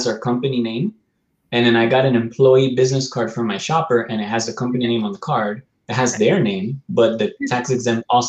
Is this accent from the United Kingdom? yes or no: no; New York, United States; I'm from New York.